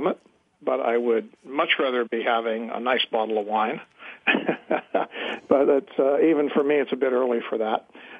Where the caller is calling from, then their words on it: San Francisco, California, United States; I'm calling from just right near San Francisco, and I'm sitting in my home office